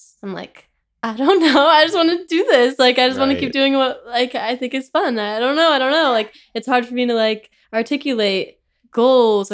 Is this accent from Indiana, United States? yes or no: no; Orange County, California, United States; also born or lived in Paris; I'm from Orange County, California.